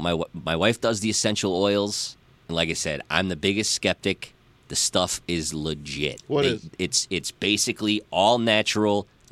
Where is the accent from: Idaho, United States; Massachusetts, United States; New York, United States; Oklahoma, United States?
Massachusetts, United States; Boston; The solution to all of this, and trust me, I'm a Irish